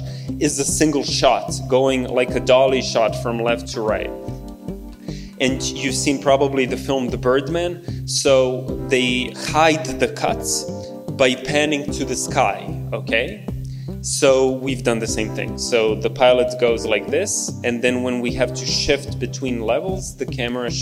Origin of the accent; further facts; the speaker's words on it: Belgrade, Serbia; I grew up in New Belgrade, which is a very brutalist environment, modernist architecture